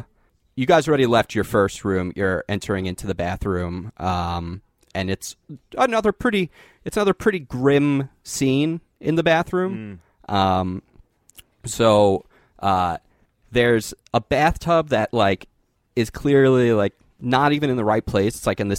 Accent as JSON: {"language": "English", "country": "United States", "said": "I'm from America, like you."}